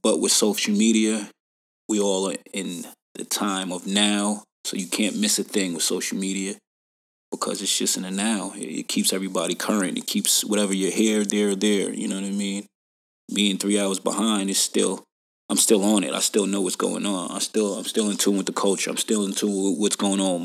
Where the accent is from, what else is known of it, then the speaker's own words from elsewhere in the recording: New York, United States; also born or lived in Atlanta; now in Dublin, California, United States; New York, my home state